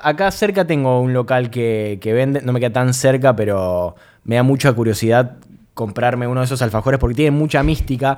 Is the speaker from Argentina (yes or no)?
yes; Argentina; orgullo argentino